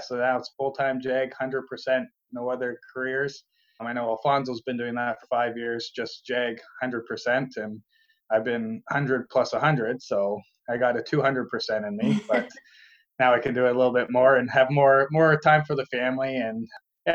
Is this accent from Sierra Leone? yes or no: no; St. Thomas, Ontario, Canada; born and raised in St. Thomas, which is kind of southwestern Ontario, just south of London